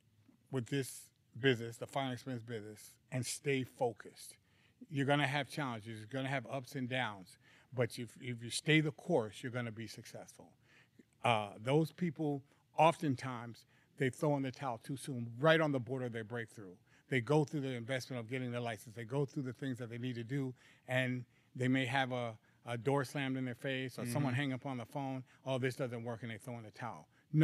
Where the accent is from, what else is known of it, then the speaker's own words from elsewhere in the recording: Hollis, New York, United States; now in California, United States; Well, I've been in California for quite a few years now, but I was originally from Hollis, Jamaica, Queens, New York.